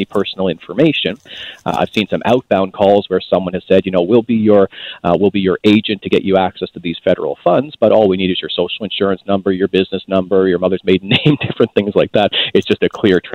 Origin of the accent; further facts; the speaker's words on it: Canada; I hold some pride as a Canadian here